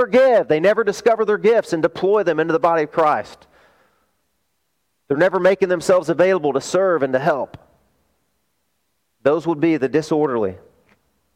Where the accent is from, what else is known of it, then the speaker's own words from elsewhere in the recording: the South, United States; I grew up in the South